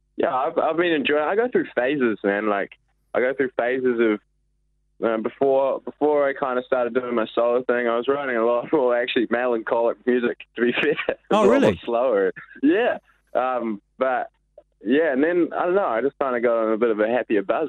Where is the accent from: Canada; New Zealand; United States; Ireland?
New Zealand; Raglan, Waikato; moved away as an adult; now in Auckland, New Zealand; I've spent most of my time like growing up in Raglan.